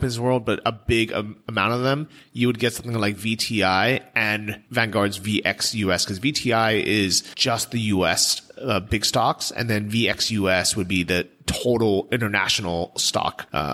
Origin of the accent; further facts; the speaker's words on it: United States; we're lucky as Americans